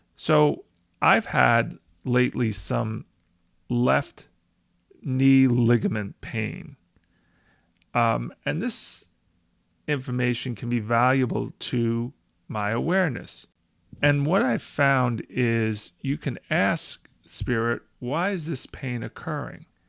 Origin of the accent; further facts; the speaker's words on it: United States; I present as an American of Italian heritage.